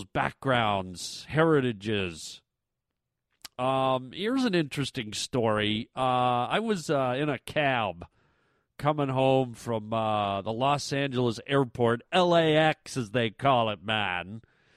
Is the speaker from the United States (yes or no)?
no; Canada; moved away; because I'm a Canadian boy, and sometimes I miss Canada, I miss being home